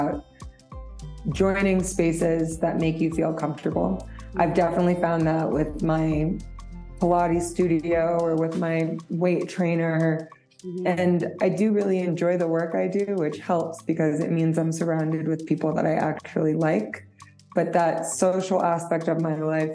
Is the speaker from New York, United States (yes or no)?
yes; New York, United States; moved away as an adult; now in Nairobi, Kenya; I grew up in New York and I moved to Kenya about 4 years ago